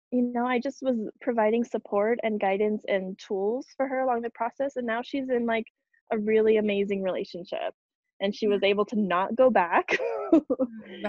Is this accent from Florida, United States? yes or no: no; New Mexico, United States; moved away; I grew up in New Mexico. And I moved back